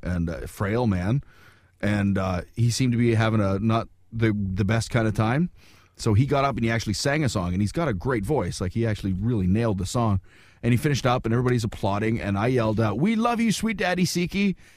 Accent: Wawa, Ontario, Canada; moved away; also born or lived in New York; my hometown of Wawa.

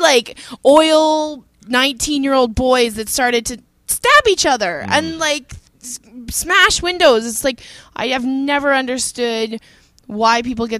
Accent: Edmonton, Alberta, Canada; I'm from Edmonton

